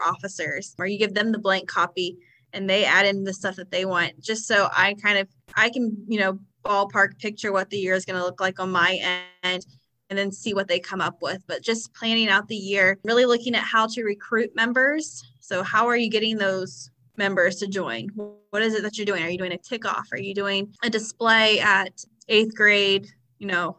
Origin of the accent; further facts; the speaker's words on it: Ohio, United States; I'm from Ohio